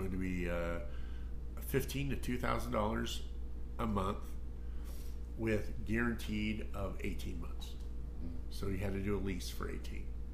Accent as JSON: {"language": "English", "town": "Bakersfield", "region": "California", "country": "United States", "tie": "born or raised there", "said": "I was born in Bakersfield."}